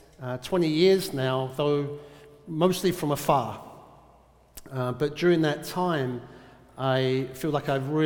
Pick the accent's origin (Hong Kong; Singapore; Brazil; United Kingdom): United Kingdom; London; moved away as an adult; now in Portsmouth, United States; I grew up in South London